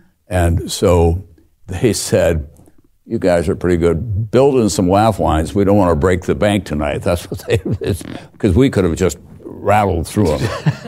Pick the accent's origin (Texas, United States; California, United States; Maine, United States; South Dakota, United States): South Dakota, United States; moved away as an adult; also born or lived in New York; I'm going to be back in South Dakota